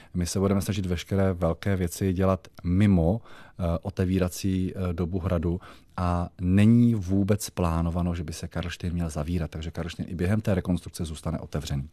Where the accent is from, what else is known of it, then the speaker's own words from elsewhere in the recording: Jaroměřice nad Rokytnou, Vysočina Region, Czechia; moved away as an adult; okolí mého Rodiště, což je okolí Jaroměřic nad Rokytnou